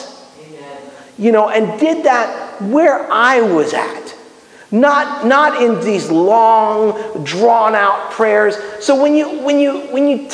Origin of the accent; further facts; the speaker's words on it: Miami, Florida, United States; I'm Cuban, okay? I mean, you guys know that, right? And I grew up in Miami